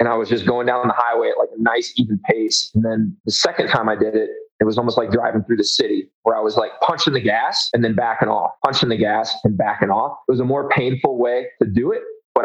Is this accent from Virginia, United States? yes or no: yes; Hampton Roads, Virginia, United States; moved away as an adult; now in Denver, United States; I was born in Virginia